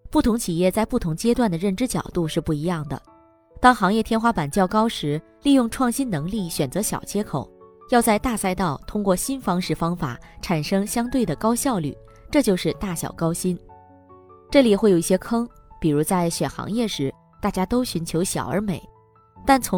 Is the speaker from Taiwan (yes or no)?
no; Hunan, China; 我是湖南人，从小在农村长大，父亲创办了村里第一家乡镇企业，是一家纸箱厂。